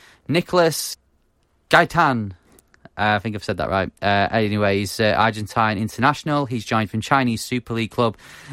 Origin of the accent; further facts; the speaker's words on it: Bury, North West England, United Kingdom; my hometown, Bury